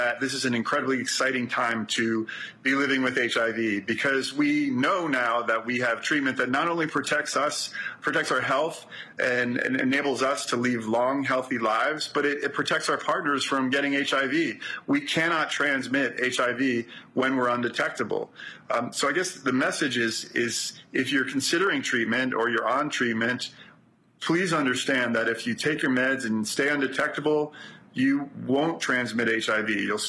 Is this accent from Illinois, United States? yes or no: no; New York City, New York, United States; I'm from Brooklyn.